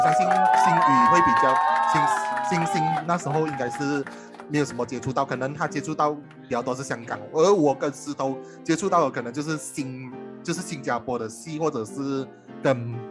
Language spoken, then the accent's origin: Chinese; Johor, Malaysia; 我来自新村，然后我的家乡名字叫三河港，就是一个，在一个西加墨县的一个小小的港崩